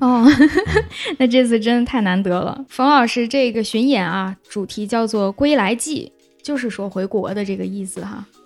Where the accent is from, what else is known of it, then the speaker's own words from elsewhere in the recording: Lanzhou, Gansu, China; 我是兰州人